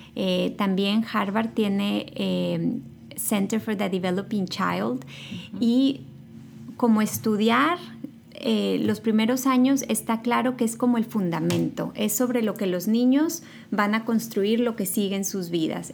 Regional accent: Los Mochis, Sinaloa, Mexico; moved away as an adult; also born or lived in Monterrey; now in United States; Yo nací en Sinaloa, soy de Los Mochis

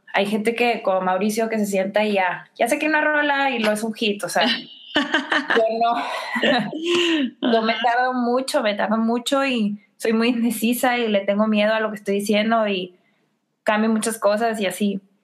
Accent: McAllen, Texas, United States; moved away; yo vengo de McAllen

